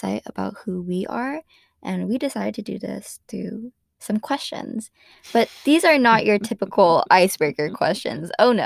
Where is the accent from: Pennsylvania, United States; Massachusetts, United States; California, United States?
California, United States; San Jose; I'm from San Jose